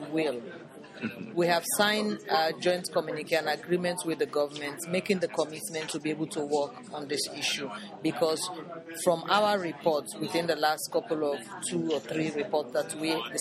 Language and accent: English; Sierra Leone; I come from a very traditional background in Sierra Leone. The area of the country where I come from, women's rights don't exist